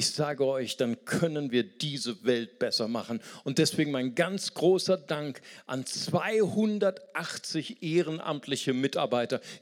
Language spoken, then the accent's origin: German; Brazil; German is a second language; ich fühle, ich fühle, bin Brasilianer, ich fühle, dass ich weiser werde.